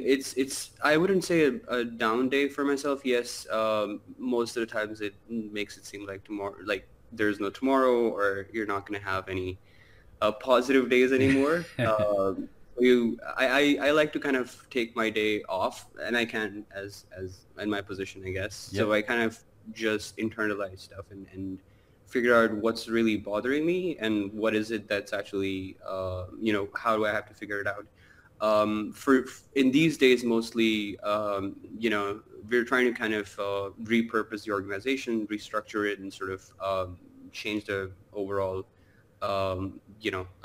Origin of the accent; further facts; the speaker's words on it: Karachi, Sindh, Pakistan; moved away as an adult; now in Dubai, United Arab Emirates; I grew up in Pakistan, Karachi